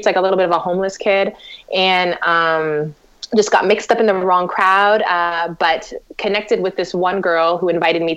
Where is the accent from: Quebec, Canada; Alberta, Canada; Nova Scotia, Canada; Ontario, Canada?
Ontario, Canada; Toronto; moved away as an adult; also born or lived in New York / California; now in Washington, D.C., United States; I am a Toronto native, so I'm not American